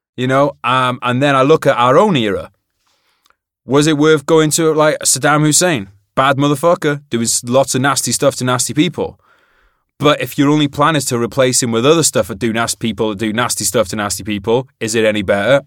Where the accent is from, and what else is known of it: United Kingdom